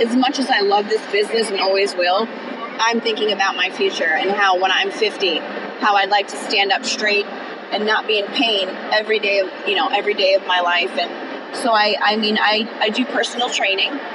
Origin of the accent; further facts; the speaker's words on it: Connecticut, United States; I'm from Connecticut.